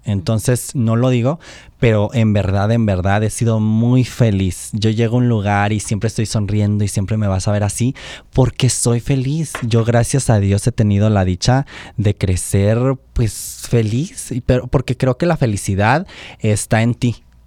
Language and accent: Spanish; Oaxaca, Mexico; born or raised there